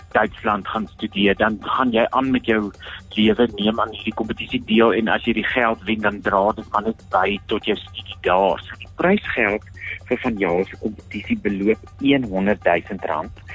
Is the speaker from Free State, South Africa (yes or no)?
yes; Free State, South Africa; ek fisiek as 'n as 'n gebore Vrystater myself baie trots voel